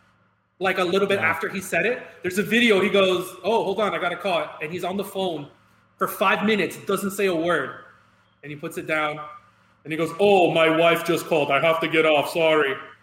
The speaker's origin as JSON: {"language": "English", "town": "Miami", "region": "Florida", "country": "United States", "tie": "born or raised there", "said": "we grew up in Miami"}